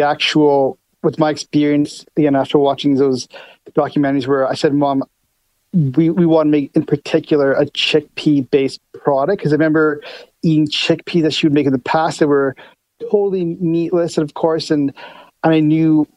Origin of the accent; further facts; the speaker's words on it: Winnipeg, Manitoba, Canada; we're actually both born in Winnipeg.